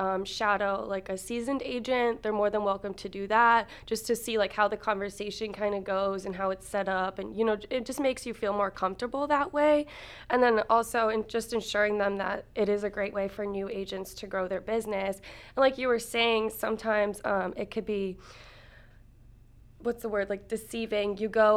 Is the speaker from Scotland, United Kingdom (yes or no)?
yes; Scotland, United Kingdom; moved away as an adult; And let's see, my background is that I came from Scotland, actually, in 2000. Our whole family lived here, came here in 2000.